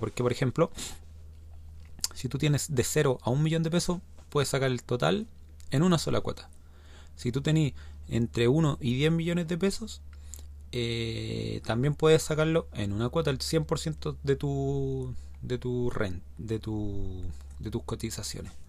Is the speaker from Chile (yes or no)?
yes; Chile; los que somos chilenos